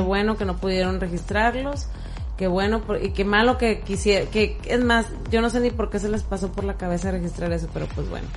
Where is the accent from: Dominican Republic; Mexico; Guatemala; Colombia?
Mexico; nosotros como mexicanos